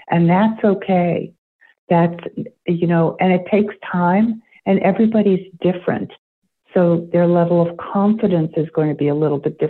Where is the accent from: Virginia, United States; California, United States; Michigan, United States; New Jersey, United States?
New Jersey, United States; now in Maine, United States; I grew up in New Jersey. I live in Maine now.